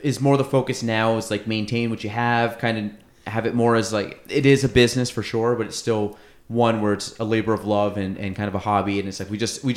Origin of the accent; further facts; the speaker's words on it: Chazy, New York, United States; I grew up in Chazy